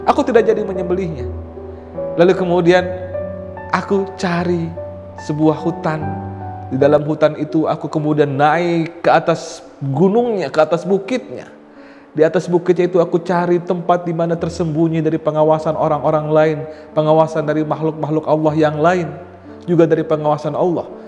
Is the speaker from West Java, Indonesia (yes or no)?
yes; West Java, Indonesia; Saya orang Sunda.